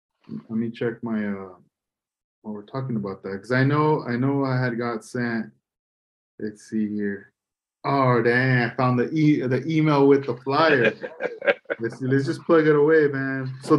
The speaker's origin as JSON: {"language": "English", "town": "Oxnard", "region": "California", "country": "United States", "tie": "born or raised there", "also_born_or_lived": "Port Hueneme, California", "said": "I grew up in Lemonwood."}